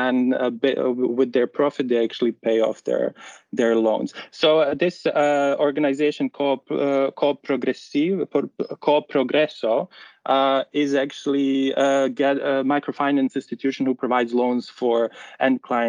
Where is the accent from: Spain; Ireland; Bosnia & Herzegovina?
Bosnia & Herzegovina; moved away as an adult; now in Netherlands; I'm originally from Bosnia and Herzegovina, a really beautiful country